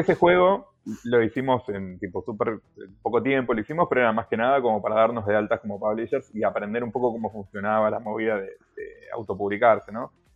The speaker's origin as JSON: {"language": "Spanish", "country": "Argentina", "said": "nosotros, como argentinos o latinoamericanos"}